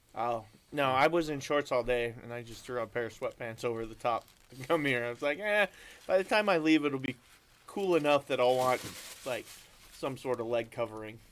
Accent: Idaho, United States; We're from Idaho

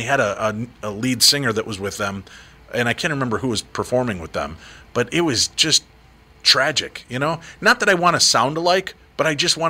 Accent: Illinois, United States; when I first moved up to the Twin Cities, because I'm from Illinois originally, my buddy Tim took me to First Avenue

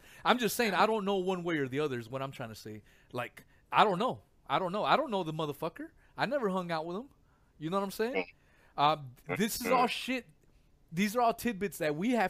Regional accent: United States

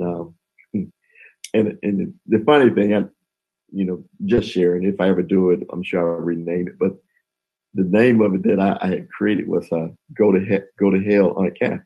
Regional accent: Columbus, Mississippi, United States; moved away as an adult; also born or lived in Memphis, Tennessee; my hometown, Columbus

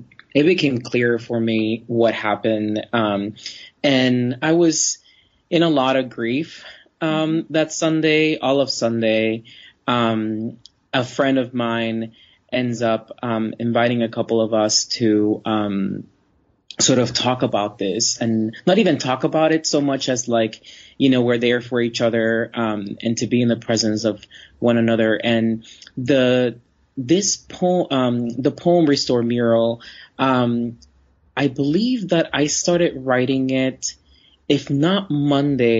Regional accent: Florida, United States; Even though I grew up in Florida, the trip was a luxury because I grew up poor

